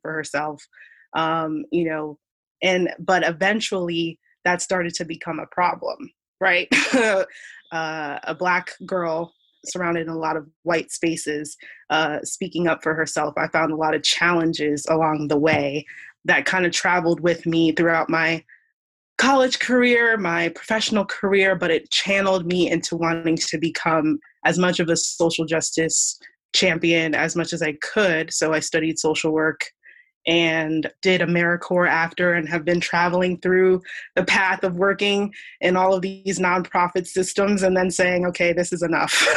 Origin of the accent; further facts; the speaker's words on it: Columbia, Maryland, United States; I was born in the States uh, grew up in Columbia, Maryland